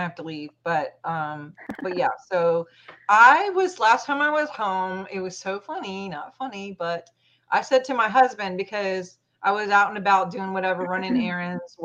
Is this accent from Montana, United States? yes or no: yes; Montana, United States; also born or lived in England; I'm from Montana